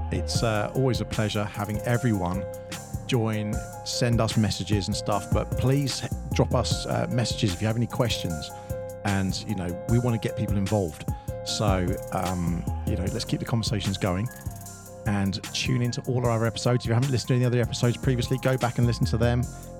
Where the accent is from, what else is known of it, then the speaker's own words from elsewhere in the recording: United Kingdom; I'm a British national. Does that count?